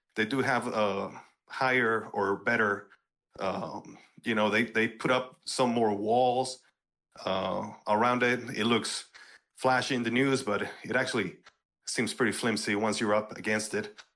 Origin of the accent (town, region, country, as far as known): Eagle Pass, Texas, United States; born or raised there